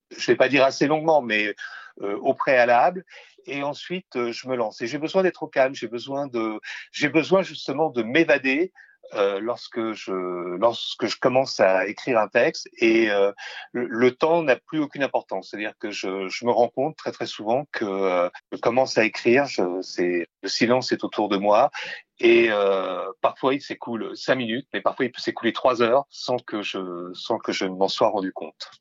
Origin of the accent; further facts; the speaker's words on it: Verdun, Grand Est, France; je suis né en 1960 à Verdun